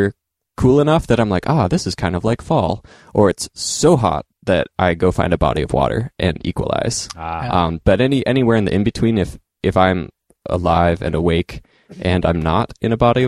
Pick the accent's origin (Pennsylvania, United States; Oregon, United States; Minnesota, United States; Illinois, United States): Oregon, United States; Eastern; now in Portland, United States; growing up in Eastern Oregon